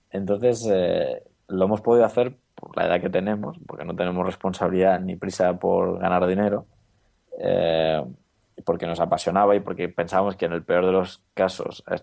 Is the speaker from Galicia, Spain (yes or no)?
no; Granada, Andalusia, Spain; Y claro, volvemos a Granada porque yo soy de Granada